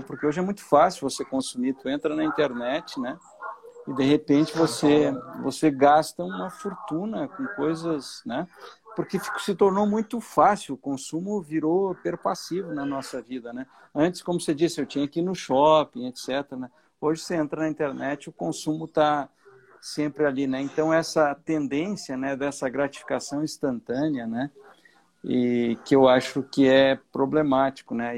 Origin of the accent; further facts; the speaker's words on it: Bocaina do Sul, Santa Catarina, Brazil; eu nasci numa fazenda é, em Bocaina do Sul, né? Que é uma pequena cidade aqui